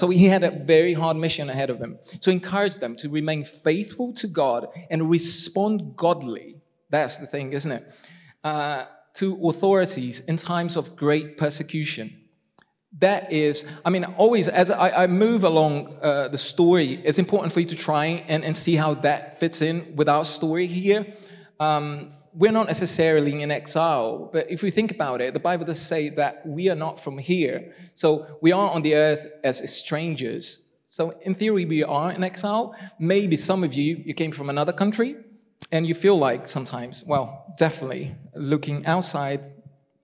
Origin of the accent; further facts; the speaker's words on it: Brazil; first language Portuguese; English is a second language; moved away; I'm Brazilian.